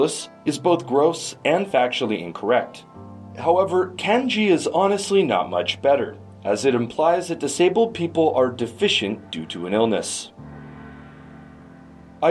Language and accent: English; Canada; In my home country of Canada